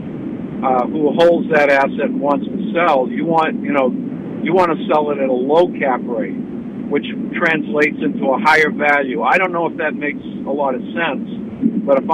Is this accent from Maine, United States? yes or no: yes; Bangor, Maine, United States; I'm from Bangor